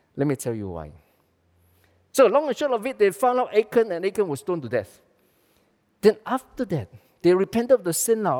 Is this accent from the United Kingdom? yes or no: no; Malaysia; we are Malaysian.